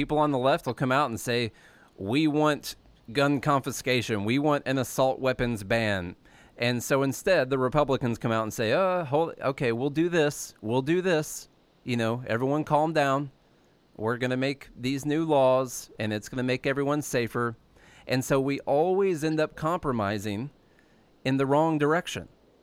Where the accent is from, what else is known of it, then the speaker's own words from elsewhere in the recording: Southern Illinois, United States; moved away as an adult; Charlie and I are both from Southern Illinois